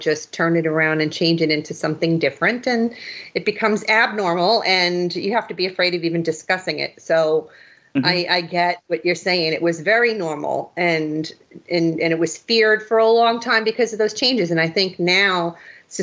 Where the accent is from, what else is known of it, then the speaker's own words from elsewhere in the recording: New York City, New York, United States; also born or lived in Austria (ancestry); they decided to buy a home in the Bronx in a little area called Throgs Neck